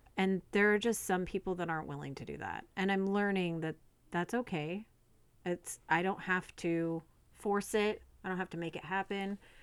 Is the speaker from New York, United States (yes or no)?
no; California, United States; moved away; also born or lived in Arizona / Oregon; I grew up in California, and then moved to Arizona